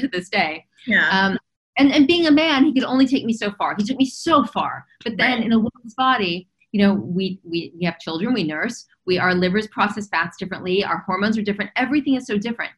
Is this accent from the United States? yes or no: yes; Los Angeles, California, United States; I was raised in Los Angeles. I was raised in Hollywood.